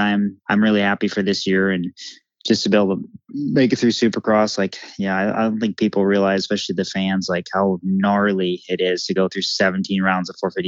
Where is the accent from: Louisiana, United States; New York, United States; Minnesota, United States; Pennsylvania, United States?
Minnesota, United States; Millville; Millville, my hometown